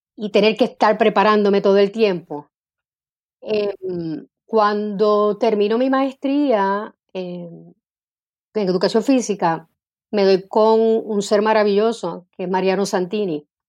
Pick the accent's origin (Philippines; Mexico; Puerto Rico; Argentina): Puerto Rico; Bayamón; also born or lived in Santurce / Carolina; yo nací en Santurce. Eh, mi mamá para entonces vivía en Bayamón, así es que de pequeñita viví en Bayamón eh, junto a mi abuelita y mi mamá. Y luego mi mamá se muda para Carolina, Así que mi adolescencia eh, estuve viviendo en Carolina